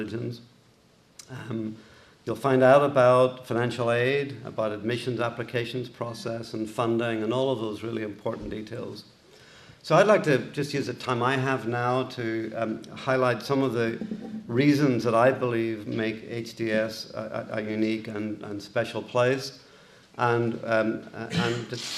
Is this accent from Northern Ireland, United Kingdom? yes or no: yes; Belfast, Northern Ireland, United Kingdom; accent: Irish; moved away as an adult; also born or lived in Boston, United States; now in United States; You can tell my accent is Irish. I grew up in, I was born in Belfast in Northern Ireland